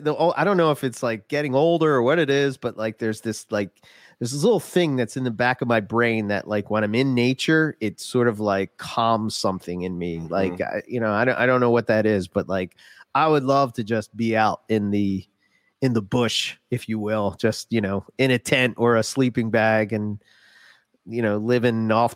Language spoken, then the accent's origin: English; United States; I'm American. We yell.